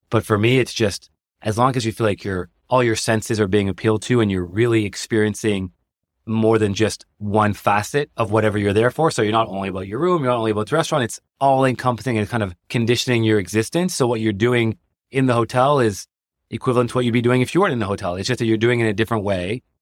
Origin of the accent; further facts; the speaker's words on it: Canada; now in New York, United States; I came from Canada, so I was like, I don't want to live in Manhattan